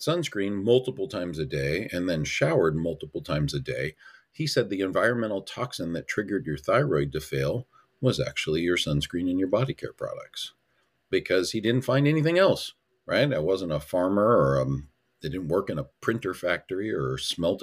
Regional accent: Hanauma Bay, Hawaii, United States; moved away; I grew up in Hanama Bay

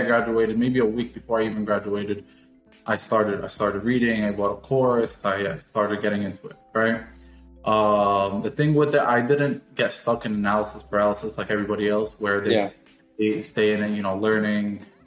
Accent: New York, United States; moved away as an adult; now in Fort Lauderdale, United States; I'm 23 years old and I am from New York.

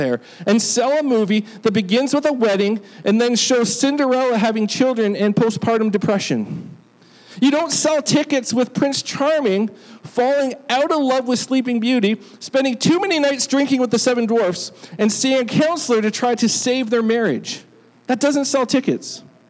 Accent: United Kingdom; born there; I mean, I was born in Great Britain, so I guess I was supposed to care by birth, but I actually don't.

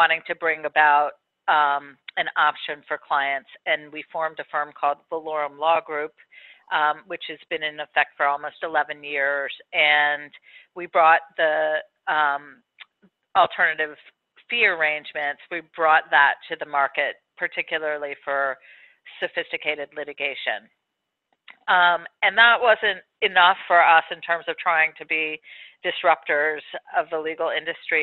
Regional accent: Maryland, United States; I was born on my parents' bed in the house that I grew up in Maryland

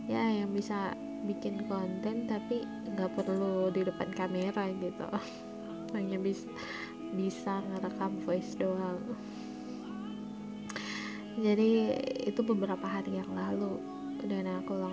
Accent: Manado, North Sulawesi, Indonesia; Asal gue dari Manado, Sulawesi Utara

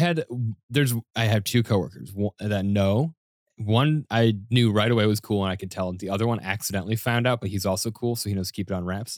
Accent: Denver, Colorado, United States; now in New York, United States; I grew up in Denver for the most part

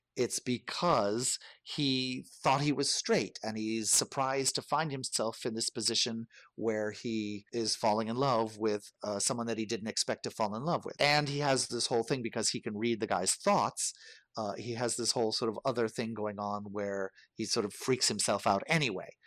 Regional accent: United States; I am white, I am American

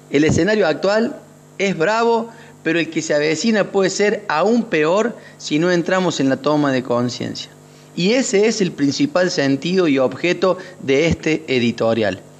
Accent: Córdoba, Argentina; ya que soy nacido y criado en Sierras Chicas y he sido testigo y protagonista del embate del desarrollo inmobiliario en este corredor

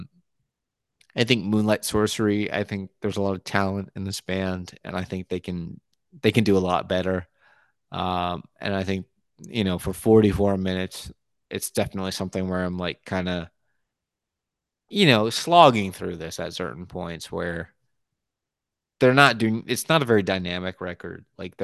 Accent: United States; first language English; I'm an American

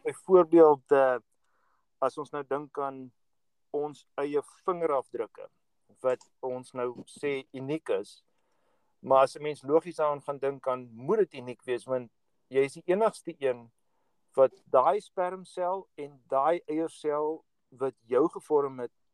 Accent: South Africa; moved away as an adult; now in United States; ons wat groot geword het in Suid-Afrika

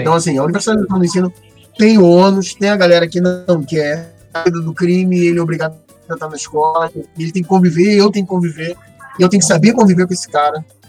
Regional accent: São Gonçalo, Rio de Janeiro, Brazil; Nascido e mal criado em São Gonçalo

